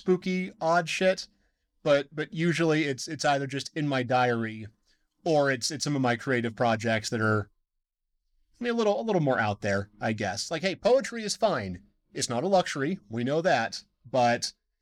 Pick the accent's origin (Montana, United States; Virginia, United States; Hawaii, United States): Montana, United States; Deer Lodge; now in Missoula, United States; I grew up in Deer Lodge